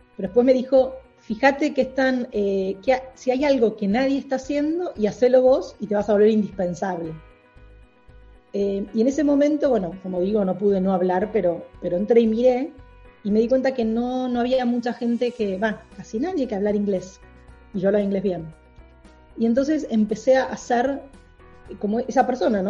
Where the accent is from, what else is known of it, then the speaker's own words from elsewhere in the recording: Argentina; moved away as an adult; now in New York, United States; soy argentina, expatriada en New York